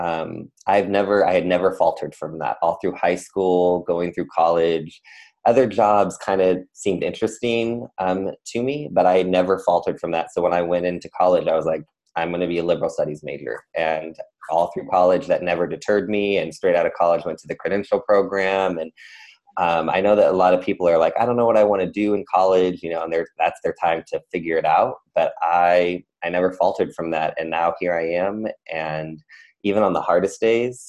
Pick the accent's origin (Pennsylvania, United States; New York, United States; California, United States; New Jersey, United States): California, United States; San Diego; was born and raised in Southern California, San Diego, and I my whole family lived there